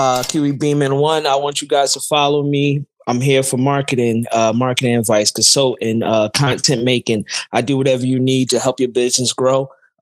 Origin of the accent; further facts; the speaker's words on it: New York City, New York, United States; I'm from Brooklyn